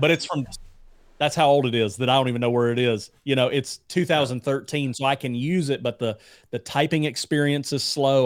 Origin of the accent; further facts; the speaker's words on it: Alabama, United States; moved away; I'm from Alabama originally.